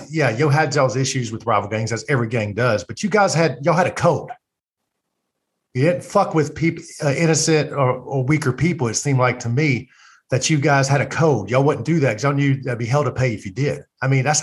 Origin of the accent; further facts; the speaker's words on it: Central Louisiana, United States; I grew up in a normal white family in Central Louisiana